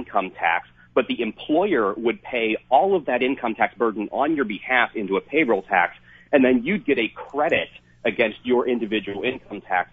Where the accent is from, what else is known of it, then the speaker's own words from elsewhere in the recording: Pittsburgh, Pennsylvania, United States; now in Washington, D.C., United States; I'm from Pittsburgh